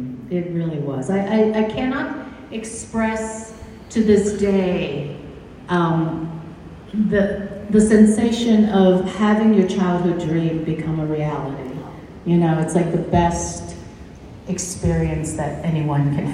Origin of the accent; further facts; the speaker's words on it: United States; a kid who was growing up in white suburbia, being Asian American